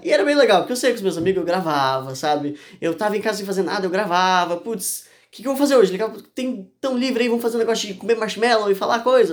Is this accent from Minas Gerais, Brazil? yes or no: no; Urubici, Santa Catarina, Brazil; eu nasci em Urubici, né? No interior de Santa Catarina.